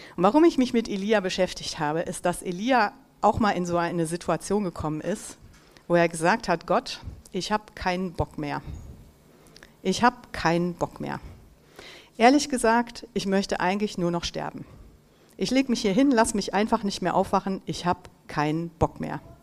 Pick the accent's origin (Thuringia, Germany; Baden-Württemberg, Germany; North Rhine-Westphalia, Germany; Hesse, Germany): North Rhine-Westphalia, Germany; Mönchengladbach; moved away as an adult; also born or lived in Düsseldorf / East Africa; ich bin hier in Mönchengladbach geboren und aufgewachsen